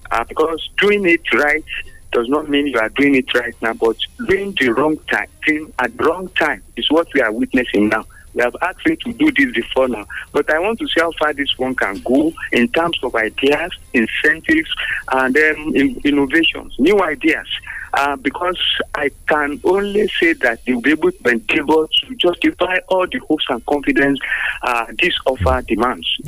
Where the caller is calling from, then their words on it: Abeokuta, Ogun State, Nigeria; I'm calling from the People's Parliament in Leme, um, in Abeokuta.